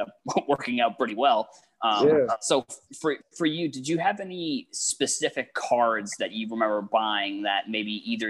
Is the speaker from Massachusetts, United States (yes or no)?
yes; Massachusetts, United States; also born or lived in Boston; I live outside of Boston now. I'm originally from Massachusetts